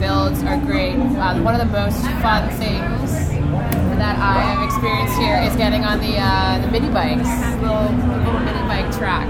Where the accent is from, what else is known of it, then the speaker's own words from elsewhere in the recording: Vancouver, British Columbia, Canada; from Vancouver, Canada.